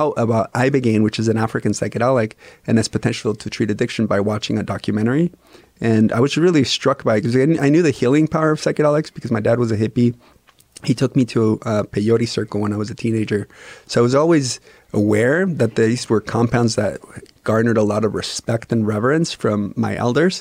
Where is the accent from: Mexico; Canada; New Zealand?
Mexico; also born or lived in Austria; I'm a Mexican and Austrian national. So I was born in Austria. I grew up in Mexico.